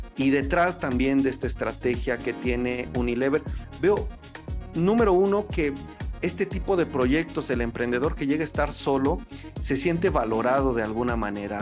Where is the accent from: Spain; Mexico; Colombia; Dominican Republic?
Mexico; como mexicanos